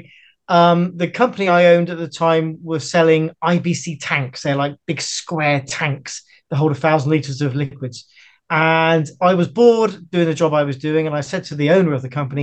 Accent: Bristol, South West England, United Kingdom; also born or lived in Amersham, Buckinghamshire; For the first 8 years, I lived in Buckinghamshire in Amersham. And then we moved to Bristol when I was 8 years old.

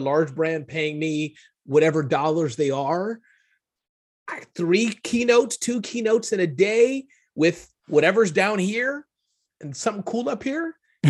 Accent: Midwest, United States; born there; But the summary of it is I was born in the Midwest, 2 great parents.

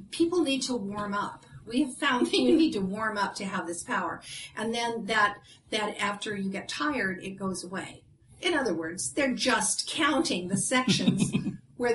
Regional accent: Ireland; well, I'm Irish, so

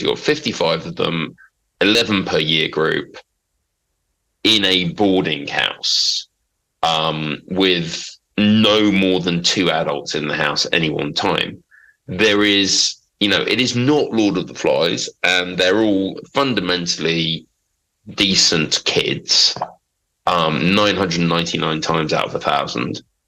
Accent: London, United Kingdom; moved away; also born or lived in Norfolk / Manchester; I'm from Big Smoke

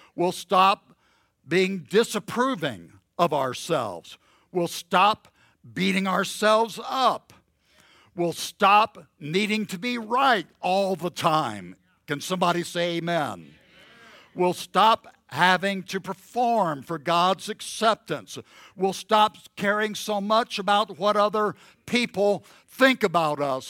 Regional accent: the South, United States; I grew up in the South

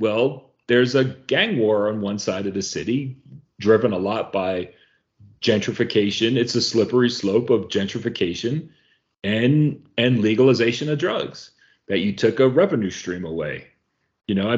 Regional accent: outside of New York City, United States; moved away; I grew up outside of New York City when New York City crime was rampant

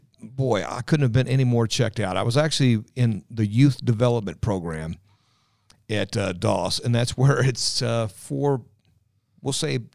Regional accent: Louisville, Kentucky, United States; Grew up in the south end of Louisville, Dixie Highway area.

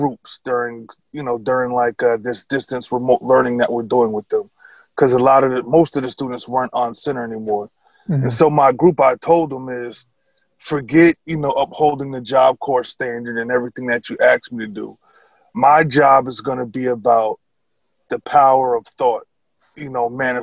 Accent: Albany, New York, United States; also born or lived in Chicopee, Massachusetts; I was born and raised in Albany, New York.

